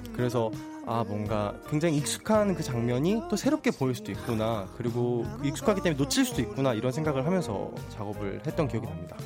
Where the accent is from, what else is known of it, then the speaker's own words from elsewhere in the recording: Gwangju, South Korea; 저는 광주입니다.